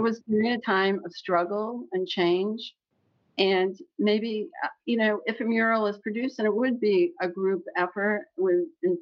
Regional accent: Bethel, United States; moved away as an adult; also born or lived in Boston / Virgin Islands; I grew up in Bethel, and then I went to school in Boston

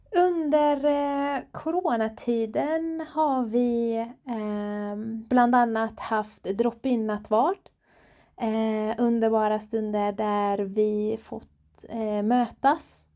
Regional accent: Iran; now in Borås, Sweden; jag är själv iranier, född och uppvuxen i Iran

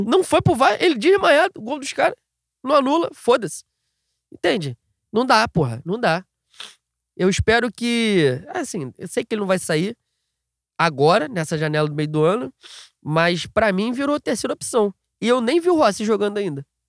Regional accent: Rio de Janeiro, Brazil; Nasci no Rio de Janeiro, tem essa cultura carioca de odiar todos eles ao mesmo tempo

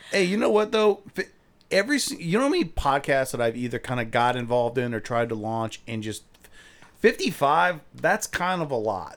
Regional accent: Akron, Ohio, United States; I'm from Akron

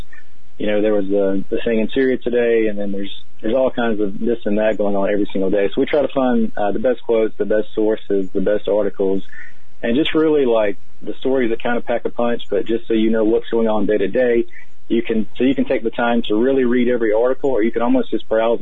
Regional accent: North Carolina, United States; moved away as an adult; also born or lived in Oregon / California; I grew up in North Carolina

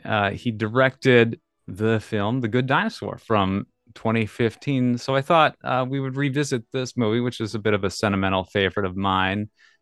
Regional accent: Minnesota, United States; now in California, United States; I'm from Minnesota to California in 2015 as well.

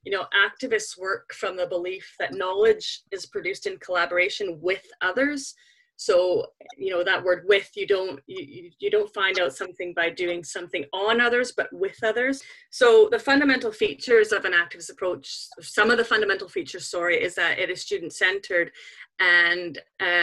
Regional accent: Canada; moved away as an adult; now in Scotland, United Kingdom; I grew up in Canada, if you're wondering where the kind of funny accent comes from. It's a little bit mixed

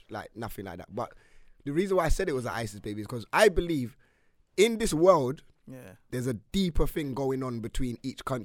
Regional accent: England, United Kingdom; us as English youths

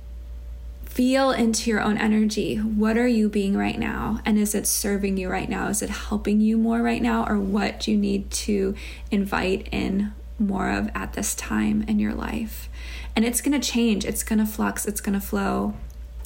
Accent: Chicago, Illinois, United States; Growing up in Chicago

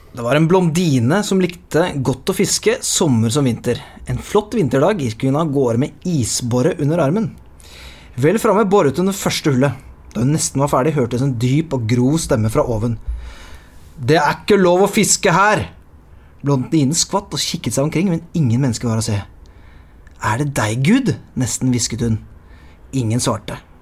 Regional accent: Lier, Buskerud, Norway; Jeg er jo fra Lier

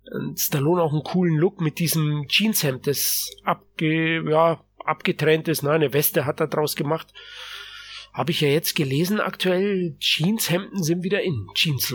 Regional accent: Germany; bei uns in Deutschland

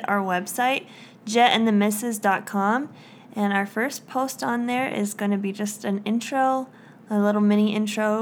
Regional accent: Indiana, United States; moved away as an adult; now in Utah, United States; we moved away from our hometown, my hometown

